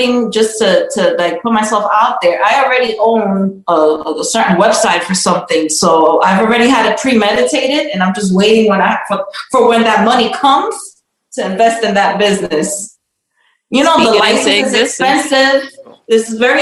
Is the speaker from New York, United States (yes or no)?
yes; New York, United States; also born or lived in Bronx, New York; I was born in New York, born and raised in Harlem. I live in Washington Heights now